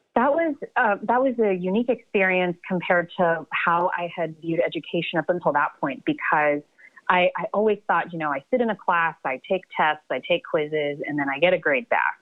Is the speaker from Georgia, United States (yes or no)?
yes; Atlanta, Georgia, United States; moved away as an adult; also born or lived in Baroda, India / New Jersey; now in New York, United States; I was born in Baroda, India, and then we lived. My parents and I lived in New Jersey for a little bit, but most of my my childhood and upbringing was in Atlanta.